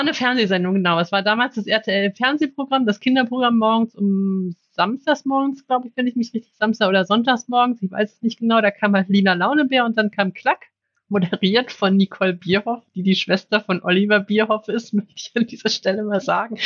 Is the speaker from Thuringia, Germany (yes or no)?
no; Cologne, North Rhine-Westphalia, Germany; ich bin in Köln aufgewachsen